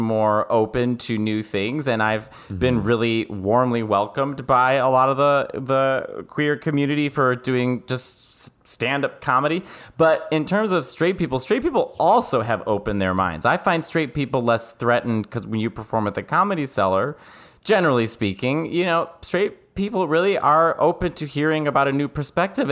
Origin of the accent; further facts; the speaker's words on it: Chicago, Illinois, United States; moved away as an adult; now in New York City, United States; I'm from Chicago